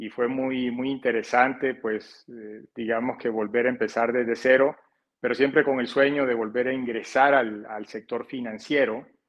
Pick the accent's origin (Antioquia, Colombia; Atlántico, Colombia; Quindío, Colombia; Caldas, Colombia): Atlántico, Colombia; Barranquilla; moved away as an adult; also born or lived in Canada; yo soy de la zona norte de Colombia, en la, en la costa atlántica de la ciudad de Barranquilla. Y de, digamos, por eso de pronto mi acento puede ser un poco distinto al de otros colombianos